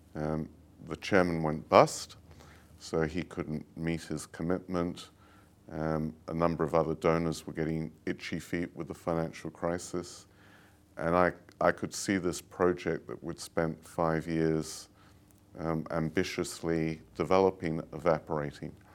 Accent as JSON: {"language": "English", "region": "London", "country": "United Kingdom", "tie": "born or raised there", "also_born_or_lived": "Italy", "moved": "yes", "said": "I grew up in London, and, um, like most, um, English people"}